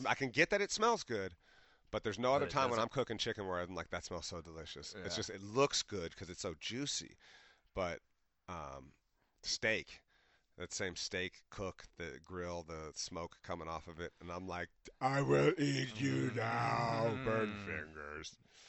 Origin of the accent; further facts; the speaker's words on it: Ohio, United States; everybody been here, Ohio State, I'm from Ohio, you know